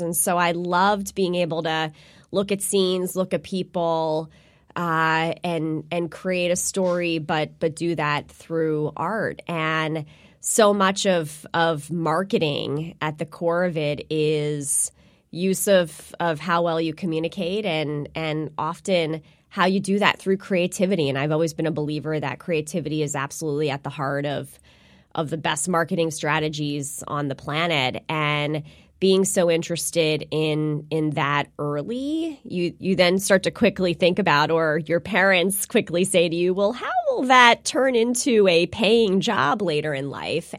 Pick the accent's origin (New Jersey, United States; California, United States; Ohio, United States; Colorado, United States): New Jersey, United States; I am, uh, born and raised in New Jersey. I'm a Jersey girl